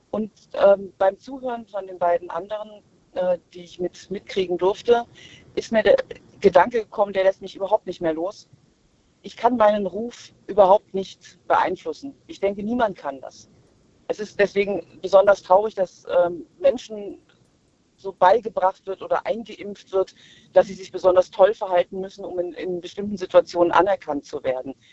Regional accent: Baden-Württemberg, Germany; Wir kommen aus Karlsruhe und Stuttgart.

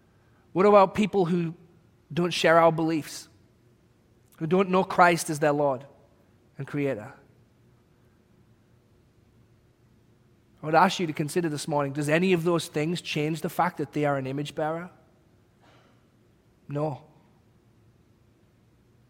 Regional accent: England, United Kingdom; moved away as an adult; now in United States; as a British person

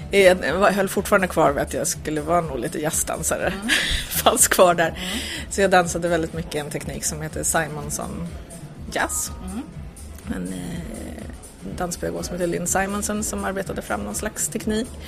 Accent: Piteå, Norrbotten County, Sweden; now in Stockholm, Sweden; jag kommer från Norrland så där fanns det bara en ballettlärare och så gick hon i pension.

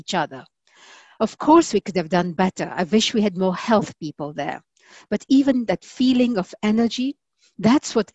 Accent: Kenya; a Kenyan woman

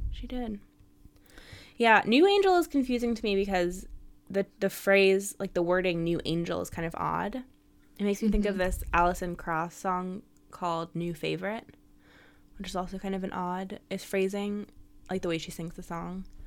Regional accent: San Francisco, California, United States; moved away as an adult; I'm from San Francisco, was born there and lived there for almost my whole life.

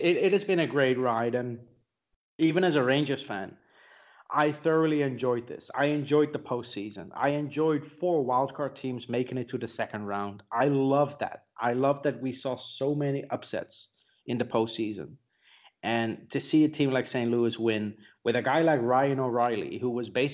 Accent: Netherlands; now in Austria; I live in Europe, you know, in Austria. I grew up in the Netherlands

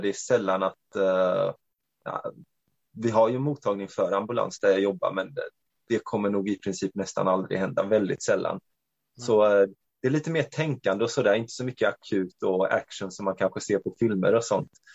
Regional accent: Växjö, Kronoberg County, Sweden; also born or lived in Norway / Romania; född och uppvuxen här i Sverige, men till eh, ungerska föräldrar. Ehm, jag eh, har i princip bott på samma ställe hela mitt liv. Nere i södra Sverige, i Växjö

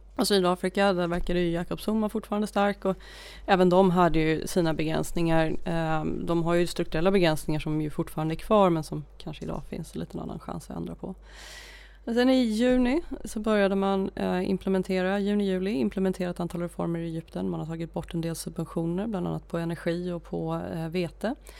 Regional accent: Uppsala, Uppsala County, Sweden; now in Stockholm, Sweden; jag är från Uppsala från början, eh, men bosatt i Stockholm sedan många, många år, född i Stockholm en gång i tiden

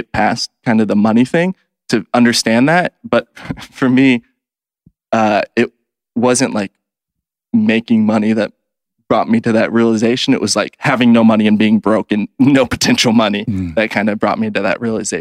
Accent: Kansas City, United States; So I grew up in Kansas City

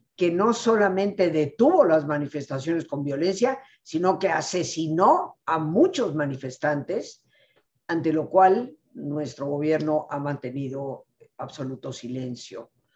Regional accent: Mexico; mi país, México

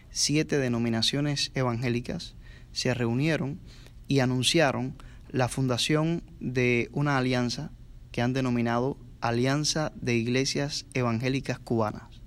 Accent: Cuba; moved away as an adult; soy un pastor bautista que tuve que salir forzosamente de Cuba, tengo estatus de refugiado.

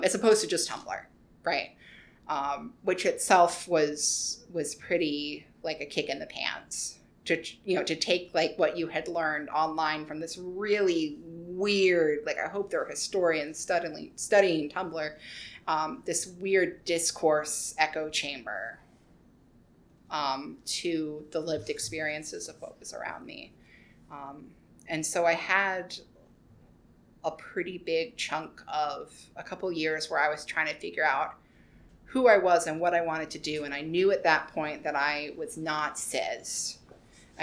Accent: Roanoke, Virginia, United States; moved away as an adult; also born or lived in Richmond, Virginia / Rockbridge County, Virginia; now in New York City, United States; I was born near Richmond, but I grew up in Roanoke County / Roanoke City

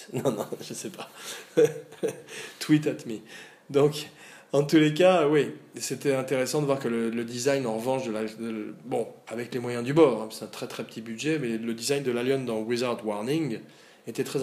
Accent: Auvergne-Rhône-Alpes, France; un badass, comme on dit chez nous, en Auvergne.

